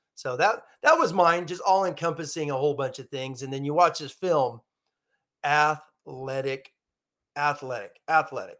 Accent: Long Beach, California, United States; I was born in Long Beach

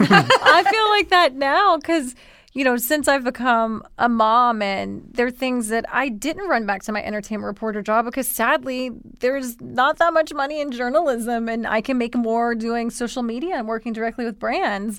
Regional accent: Columbia, South Carolina, United States; accent: thick Southern; moved away as an adult; also born or lived in New York City

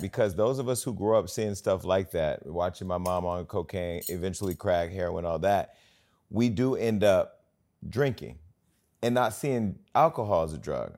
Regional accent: Northern California, United States; I'm from Northern California

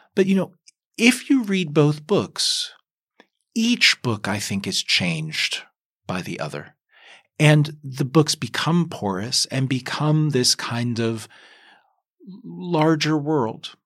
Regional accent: Kentucky, United States; I grew up in Kentucky

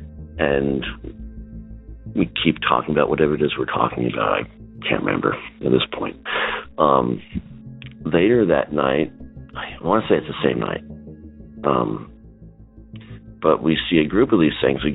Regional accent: Washington, United States; I'm from Washington State

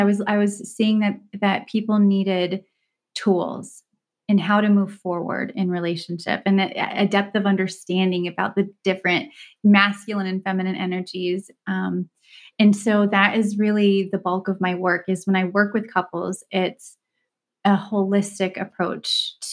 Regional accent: Dubai, United Arab Emirates; first language Turkish; also born or lived in Istanbul, Turkey; I grew up in Dubai and Istanbul, just traveling every couple of years to a different part of the world.

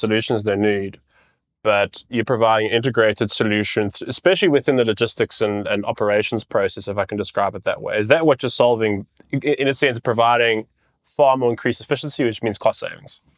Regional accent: South Africa; I'm a South African

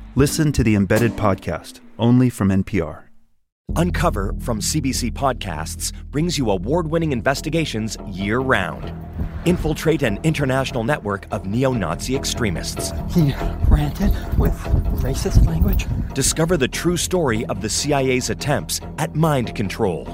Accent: Newark, New Jersey, United States; in a city where that was known for um, car thefts when I was growing up

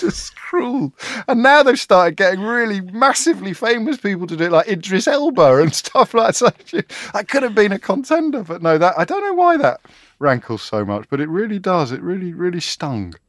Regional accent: Kidderminster, West Midlands, United Kingdom; me growing up in Kidderminster

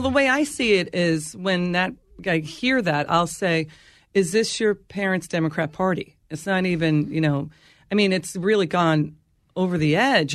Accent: Rockville Centre, New York, United States; It's a beach community. It's Nassau County. It's Rockville Center.

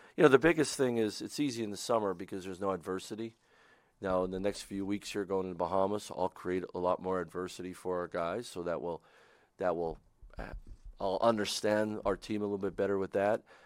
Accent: Pennsylvania, United States; moved away; I didn't come back here 'cause it's my home state

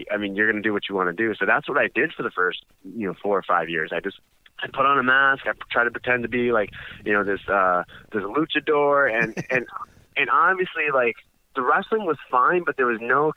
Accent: United States; I was born here in the States

